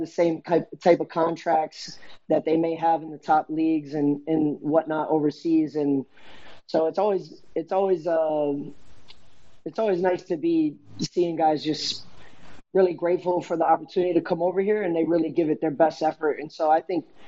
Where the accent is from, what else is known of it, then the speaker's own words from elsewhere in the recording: United States; being an American kid growing up